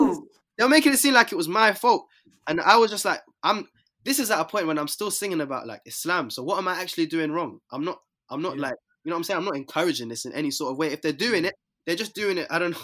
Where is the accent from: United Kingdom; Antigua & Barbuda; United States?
United Kingdom; London; Yeah, I'm from South